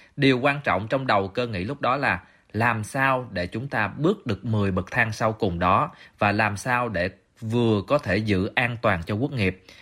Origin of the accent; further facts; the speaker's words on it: Vietnam; chúng tôi là người Việt Nam